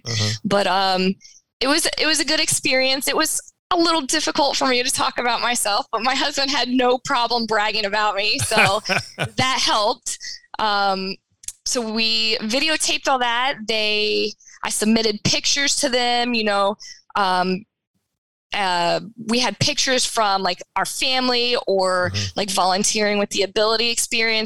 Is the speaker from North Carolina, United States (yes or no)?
yes; North Carolina, United States; we're from North Carolina